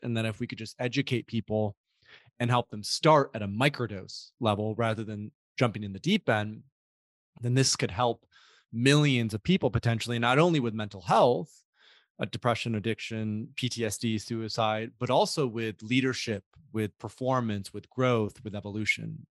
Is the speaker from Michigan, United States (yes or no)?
yes; Grand Rapids, Michigan, United States; I grew up in West Michigan, uh, a suburb in a suburb of a, a city called Grand Rapids